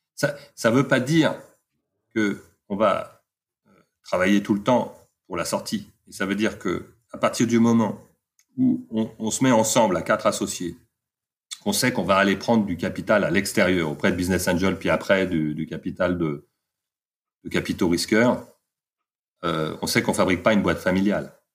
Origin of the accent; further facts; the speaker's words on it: Paris, Île-de-France, France; moved away as an adult; also born or lived in London; je suis parisien d'origine